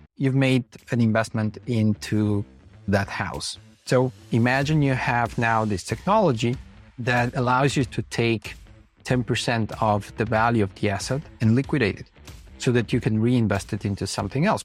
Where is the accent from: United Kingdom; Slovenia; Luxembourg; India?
Slovenia; So we come from Slovenia, based mainly as a team in Ljubljana